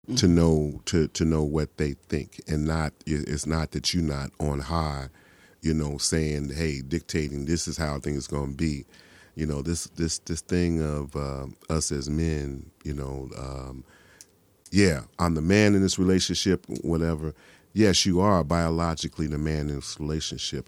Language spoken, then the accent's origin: English; Chicago, Illinois, United States; I'm from the South Side of Chicago